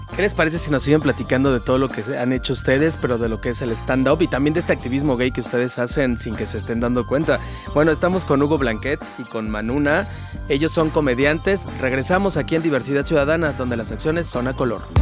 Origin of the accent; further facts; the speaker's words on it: Mexico; Somos tan mexicanos como el resto